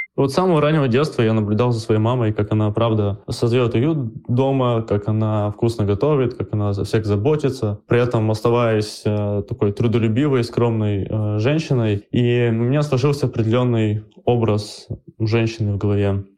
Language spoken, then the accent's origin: Russian; Urals, Russia; я же парень с Урала